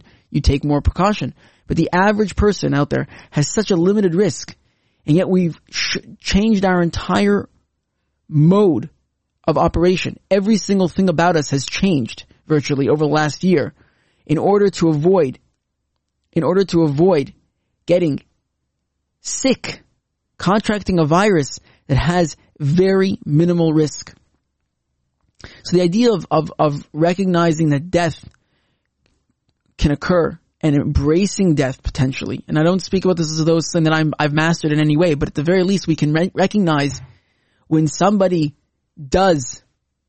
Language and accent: English; Canada; now in Israel; As a Canadian